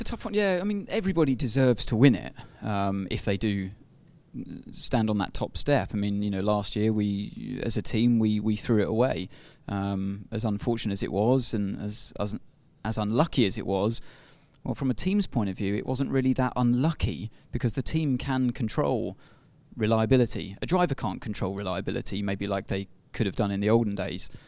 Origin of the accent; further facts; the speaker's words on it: United Kingdom; being a Brit myself